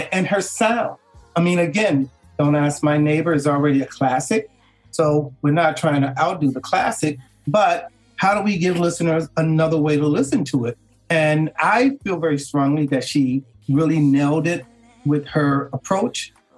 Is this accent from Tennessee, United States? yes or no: no; Chicago, Illinois, United States; I'm originally from Chicago